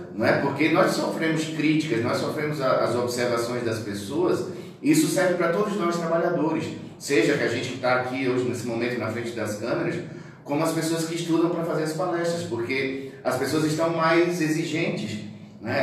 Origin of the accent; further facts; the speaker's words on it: Northeast Brazil, Brazil; moved away as an adult; also born or lived in Natal, Rio Grande do Norte; now in Criciúma, Brazil; eu sou do Nordeste, então faz 16 anos que eu estou em Criciúma